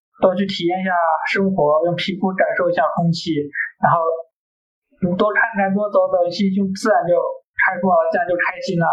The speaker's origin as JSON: {"language": "Chinese", "town": "Kaifeng", "region": "Henan", "country": "China", "tie": "born or raised there", "moved": "yes", "said": "我老家不也是小城市吗？开封其实也小嘛，也很小，就是你一天觉得能走完也不累。"}